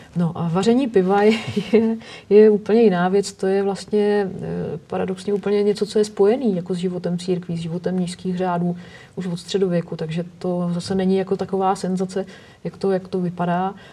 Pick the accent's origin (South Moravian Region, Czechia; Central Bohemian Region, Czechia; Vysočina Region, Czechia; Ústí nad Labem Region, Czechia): Central Bohemian Region, Czechia; Nymburk; pocházím z Nymburka, protože prostě jsem vyrůstala ve, střínu, ve stínu postřižinského pivovaru